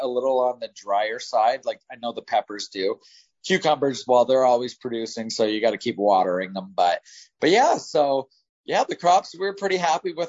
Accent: Ontario, Canada; I'm from Ontario

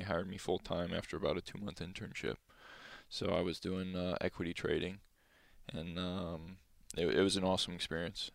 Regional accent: Valparaiso, Indiana, United States; moved away; growing up in Valpo

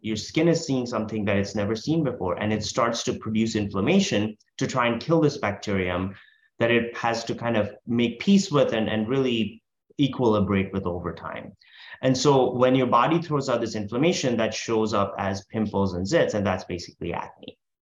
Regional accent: India; now in United States; I'm originally from India where we don't we call cookies biscuits

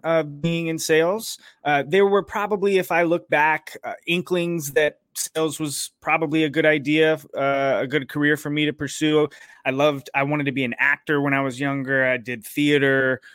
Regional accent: Raleigh, North Carolina, United States; I grew up in Raleigh, North Carolina, uh, which is where I still live.

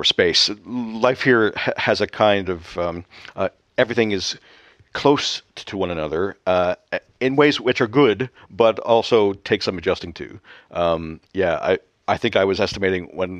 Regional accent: Canada; moved away as an adult; now in Scotland, United Kingdom; the climate here in Scotland is obviously different than the one that I was accustomed to back home in Canada

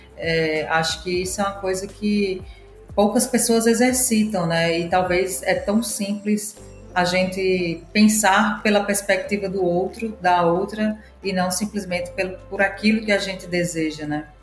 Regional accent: Natal, Rio Grande do Norte, Brazil; moved away as an adult; now in São Paulo, Brazil; já criei dois micronegócios em Natal e cidade onde cresci. Estou há oito anos morando em São Paulo

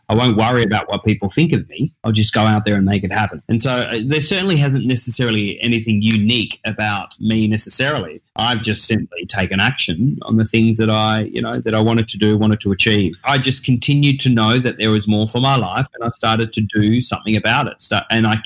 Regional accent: Tasmania, Australia; also born or lived in Perth; I was then brought up down there in Tasmania, which is the little island under mainland Australia

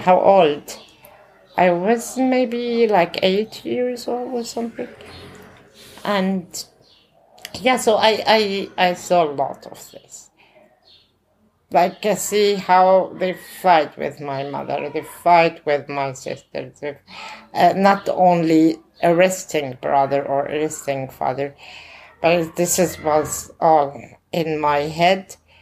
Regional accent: Bethlehem, West Bank, Palestine; Growing up in the Gaza camp. Al camp, it's in the kind of middle of Bethlehem

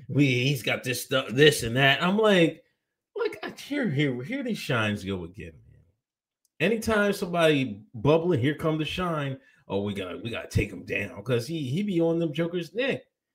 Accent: India; I am from India. Shout out to India in the house.

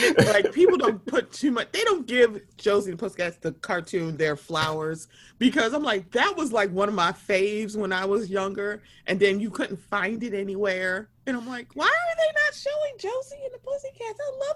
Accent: Baltimore, Maryland, United States; I'm from Baltimore.

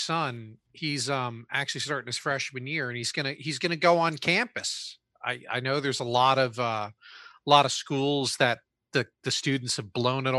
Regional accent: New Jersey, United States; I grew up in Jersey.

